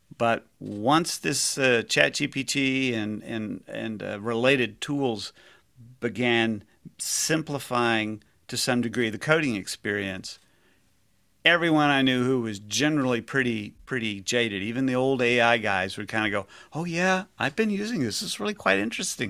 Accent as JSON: {"language": "English", "town": "Houston", "region": "Texas", "country": "United States", "tie": "born or raised there", "said": "I grew up in Houston"}